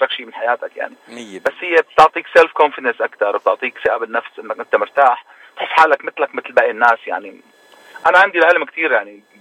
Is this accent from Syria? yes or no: yes; Syria; also born or lived in Lebanon; now in Toronto, Canada; لا قعدت بلبنان اربع سنين